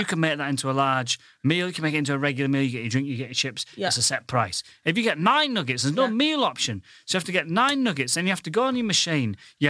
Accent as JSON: {"language": "English", "town": "Goole", "region": "Yorkshire and the Humber", "country": "United Kingdom", "moved": "yes", "lives_now": "London, United Kingdom", "said": "I come from the northern town of Ghoul."}